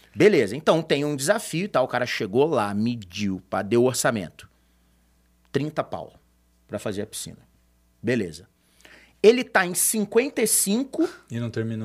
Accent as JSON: {"language": "Portuguese", "region": "Rio de Janeiro", "country": "Brazil", "said": "eu que sou carioca"}